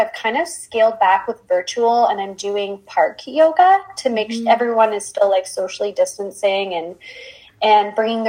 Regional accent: Windsor, Ontario, Canada; also born or lived in Waterloo / Peterborough; I was born and raised in Windsor, but I lived a few years in Waterloo and a year in Peterborough while I was in school.

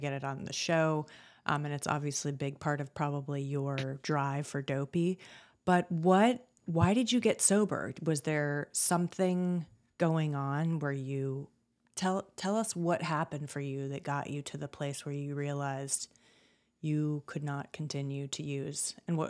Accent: Colorado, United States; moved away; He actually grew up in the same town I grew up in Colorado.

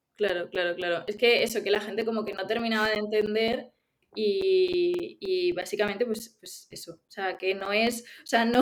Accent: Málaga, Andalusia, Spain; also born or lived in Ciudad Real; now in Pamplona, Spain; yo que soy de Málaga lo he vivido allí

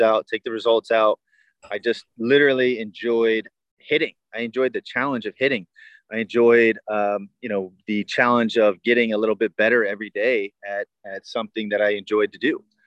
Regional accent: Tampa, Florida, United States; born and raised in Tampa. I was the hometown kid.

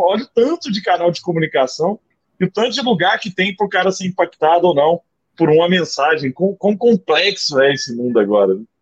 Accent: Araguari, Minas Gerais, Brazil; eu sou de Araguari, né, do Triângulo Mineiro.

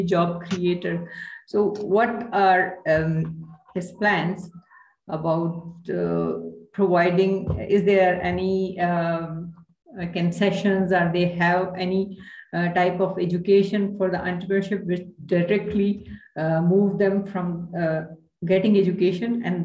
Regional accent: Pakistan; We are only three from Pakistan

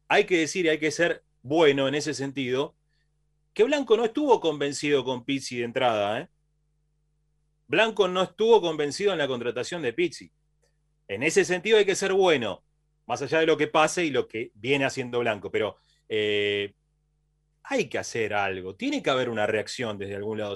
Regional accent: Banfield, Buenos Aires Province, Argentina; Nosotros somos de, originariamente, de Banfield

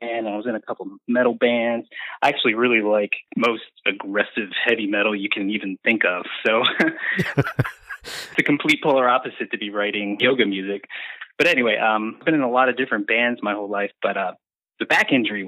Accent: Baltimore, Maryland, United States; I'm originally from Baltimore, Maryland

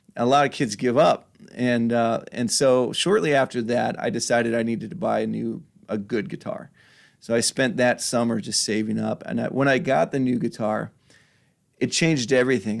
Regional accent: Washington Island, Wisconsin, United States; also born or lived in Milwaukee, Wisconsin; now in Sturgeon Bay, United States; We moved up to, um, moved up to Washington Island when I was in fourth grade, I think, and I went from fourth grade through high school

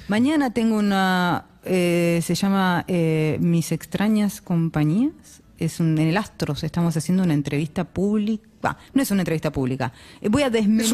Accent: Lanús, Buenos Aires Province, Argentina; Yo nací en Lanús

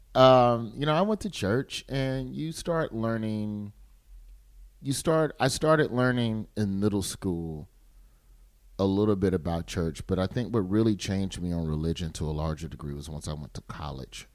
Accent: Birmingham, Alabama, United States; I grew up in Birmingham, which is essentially it's black

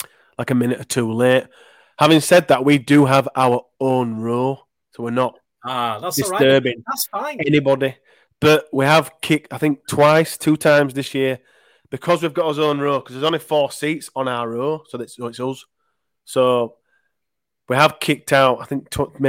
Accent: Leeds, Yorkshire and the Humber, United Kingdom; I'm from Leeds

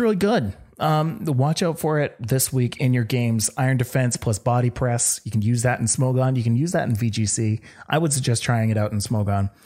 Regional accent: Canada; me being from Canada

